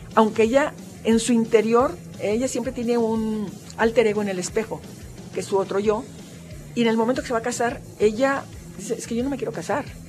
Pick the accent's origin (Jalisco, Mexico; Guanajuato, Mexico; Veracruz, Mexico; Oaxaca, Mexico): Jalisco, Mexico; nosotros, Jalisco, somos el rostro de México